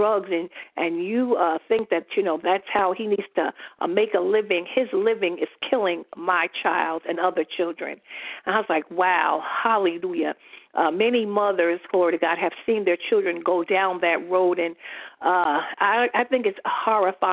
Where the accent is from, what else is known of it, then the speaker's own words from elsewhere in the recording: New York City, New York, United States; I grew up in Queensbridge Projects in New York City, the largest projects in the world